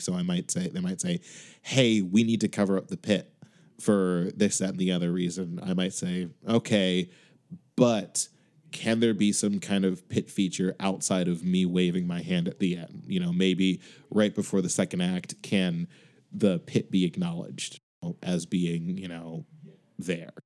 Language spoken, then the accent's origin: English; Chicago, Illinois, United States; now in Boston, United States; I'm currently living in Boston, but I am from Chicago